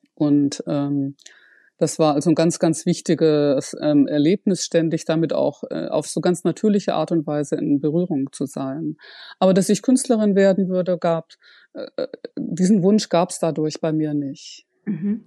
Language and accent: German; Ruhr area, North Rhine-Westphalia, Germany; also born or lived in Freiburg; im Ruhrgebiet aufgewachsen